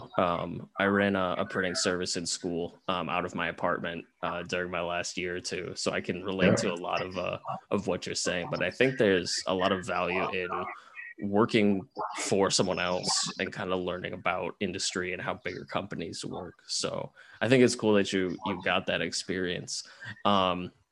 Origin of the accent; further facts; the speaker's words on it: Cleveland, Ohio, United States; moved away as an adult; I was born and raised in the suburbs of Cleveland.